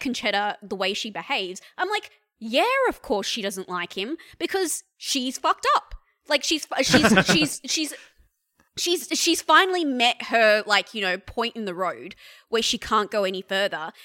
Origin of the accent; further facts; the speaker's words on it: India; now in Australia; I'm an Indian woman who has lived in this country since past nine eleven